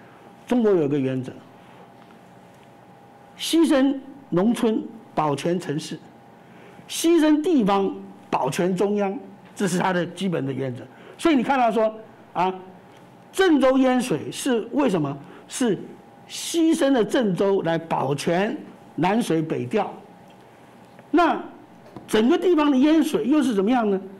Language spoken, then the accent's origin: Chinese; Taiwan; 我们在台湾生成长生活，台湾人你能够接受这样的一种政府吗？